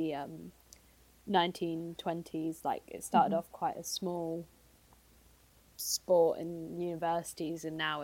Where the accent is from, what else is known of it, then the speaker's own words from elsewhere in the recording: England, United Kingdom; in England we just go football